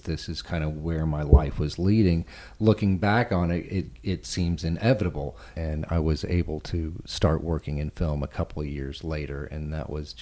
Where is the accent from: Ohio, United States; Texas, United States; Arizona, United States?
Texas, United States; Growing up in Texas, I was lucky enough to live near